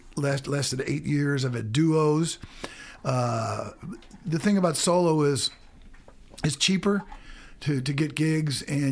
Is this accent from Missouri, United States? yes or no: yes; St. Louis, Missouri, United States; moved away as an adult; now in Columbia, United States; I grew up in St. Louis.